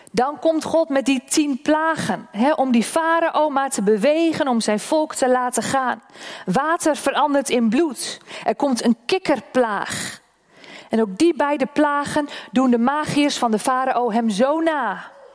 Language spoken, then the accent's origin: Dutch; Oldehove, Groningen, Netherlands; Dat is mijn geboortedorp. Die toren staat in Oldhoven.